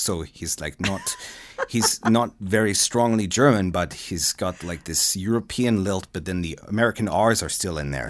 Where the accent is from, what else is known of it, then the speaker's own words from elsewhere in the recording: Australia; moved away as an adult; now in Canada; guys like me who are from, you know, Australia